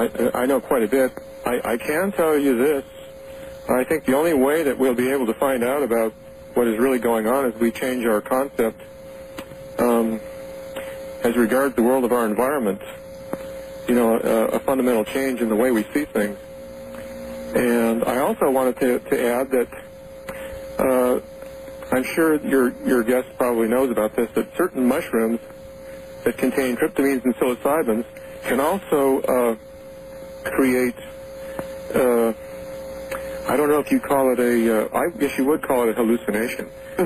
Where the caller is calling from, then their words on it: Oregon, United States; Yes, I'm calling from Southern Oregon.